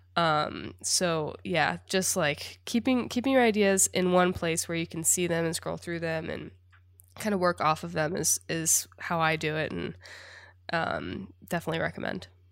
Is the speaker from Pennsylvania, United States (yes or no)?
no; Indiana, United States; I grew up in Indiana. a Midwest girl, small town